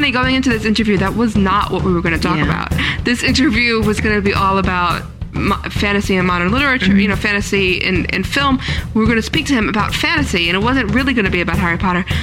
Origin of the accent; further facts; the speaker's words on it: Italy; I don't know all the words, but I'm still proud of my